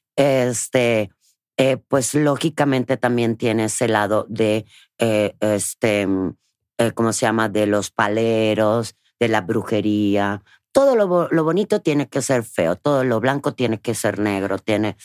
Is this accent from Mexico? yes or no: no; Cuba; moved away; desde niña, en Cuba